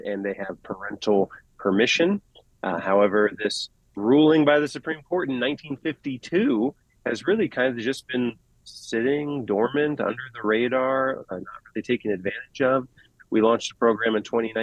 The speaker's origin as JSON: {"language": "English", "region": "Northwest Ohio", "country": "United States", "said": "I'm from Northwest Ohio"}